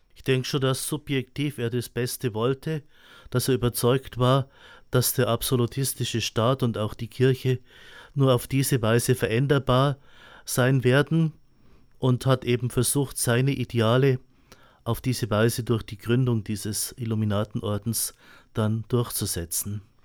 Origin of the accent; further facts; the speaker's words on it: Eichstätt, Bavaria, Germany; ich bin in Eichstätt geboren, bin in Eichstätt in die Schule gegangen und habe die meiste Zeit auch in Eichstätt studiert. Bin ein alter Eichstätter